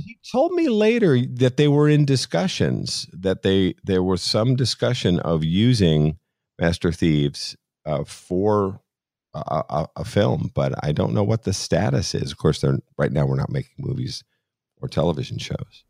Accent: Boston, Massachusetts, United States; being Irish and being from Boston

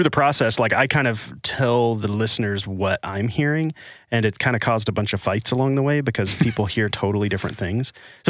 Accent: Arkansas, United States; also born or lived in Los Angeles / Nashville / Washington, D.C.; Well, I was in Arkansas and I lived in LA for a while, lived in Nashville, went back to LA, went to DC. So my accent has just been smeared all over the country. And then sometimes the Arkansas comes out still

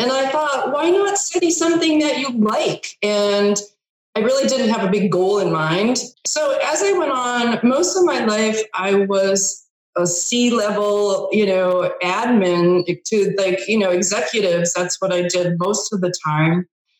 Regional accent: New England, United States; also born or lived in Los Angeles; I grew up in New England and I went to Boston University for my undergrad in broadcasting and film. And then I was out in LA, came back to New England, and went to Harvard

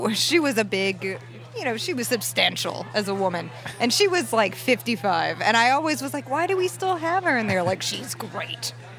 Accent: Las Vegas, Nevada, United States; also born or lived in California; now in New York City, United States; Yeah, I grew up in Vegas, and then I moved from Vegas to California.

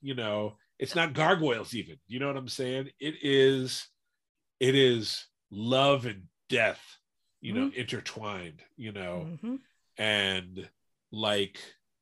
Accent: Washington, District of Columbia, United States; moved away; I grew up in Washington, D.C.

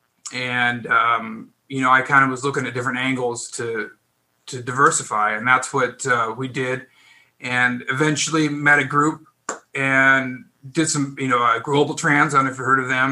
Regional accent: Pacific Northwest, United States; moved away as an adult; now in California, United States; I'm originally from the Northwest, Pacific Northwest

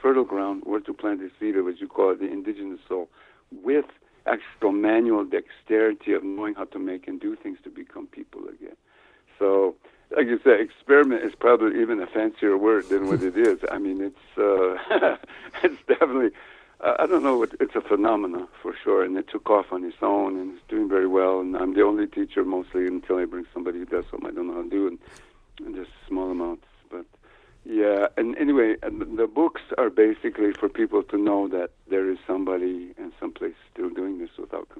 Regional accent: New Mexico, United States; also born or lived in Ohio; You know, I grew up in New Mexico, like I said, I was born in Ohio, but I didn't grow up there. I grew up in New Mexico on an Indian reservation here.

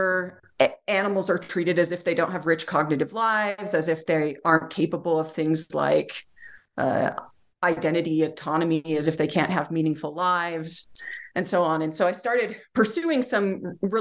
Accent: Utah, United States; also born or lived in Amherst, Massachusetts; I'm from Utah, and then I went to UMass Amherst for my graduate program and then ended up back in Utah.

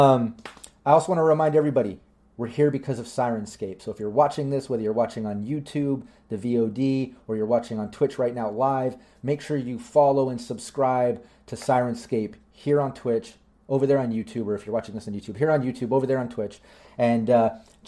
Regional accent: United States; I'm American

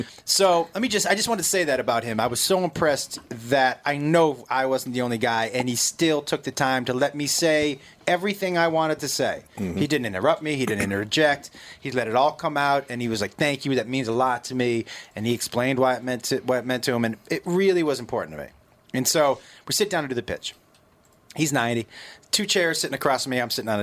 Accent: Massachusetts, United States; because I grew up in Massachusetts

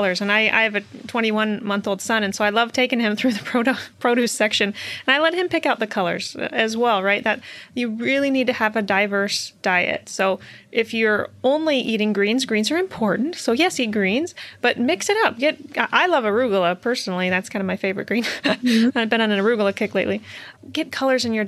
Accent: Iowa, United States; I'm from Iowa

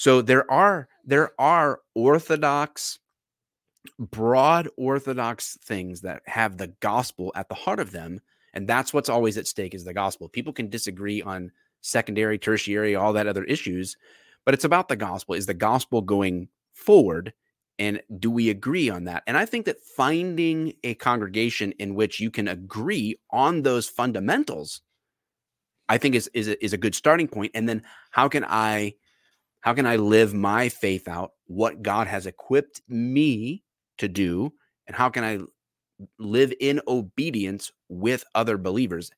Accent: Detroit, Michigan, United States; I'm from the Metro Detroit area

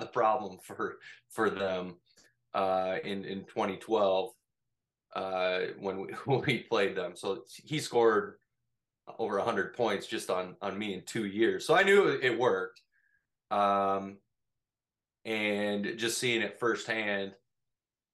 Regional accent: Minnesota, United States; The small town I grew up in Minnesota is actually a 9-man football town.

